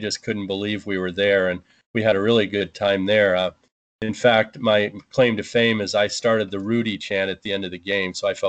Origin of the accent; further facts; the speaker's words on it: Corvallis, Oregon, United States; I grew up in Corvallis